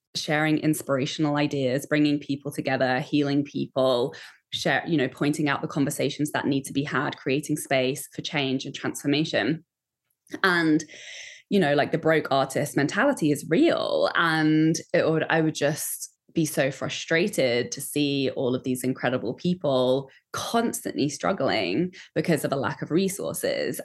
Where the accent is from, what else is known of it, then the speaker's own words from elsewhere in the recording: Kent, South East England, United Kingdom; I grew up just outside of London in Kent.